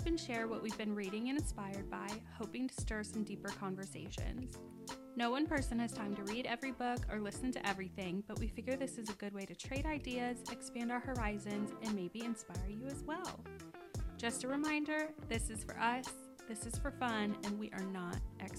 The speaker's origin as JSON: {"language": "English", "town": "Indianapolis", "region": "Indiana", "country": "United States", "tie": "born or raised there", "said": "We are born and raised in Indianapolis"}